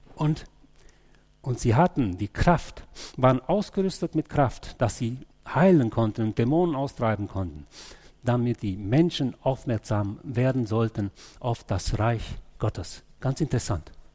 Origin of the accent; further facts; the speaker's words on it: Germany; als Deutsche